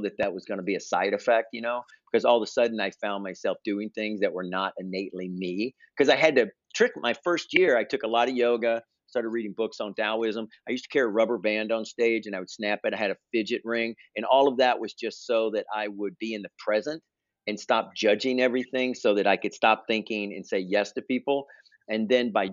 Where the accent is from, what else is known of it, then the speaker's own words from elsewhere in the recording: Memphis, Tennessee, United States; moved away as an adult; now in New York, United States; I was born in Memphis